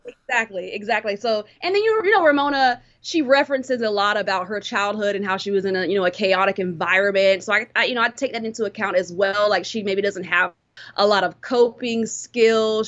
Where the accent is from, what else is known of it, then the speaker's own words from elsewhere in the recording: Cameroon; I'm from Cameroon